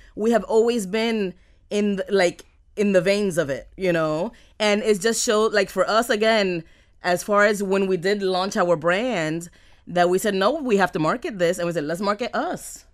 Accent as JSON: {"language": "English", "town": "Miami", "region": "Florida", "country": "United States", "tie": "born or raised there", "accent": "Miami", "said": "I'm from Miami. I am a Miami girl. I have a Miami accent."}